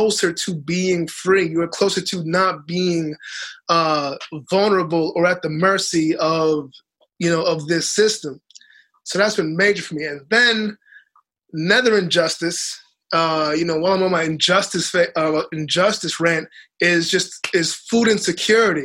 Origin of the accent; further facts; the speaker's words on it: Boston, Massachusetts, United States; also born or lived in Dominica; I grew up in Boston, but I grew up with all of my aunties always planting things